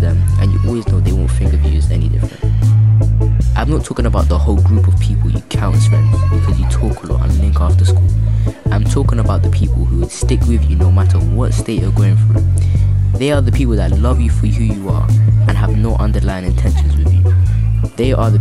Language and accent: English; London, United Kingdom; I'm 14, and I grew up in Brixton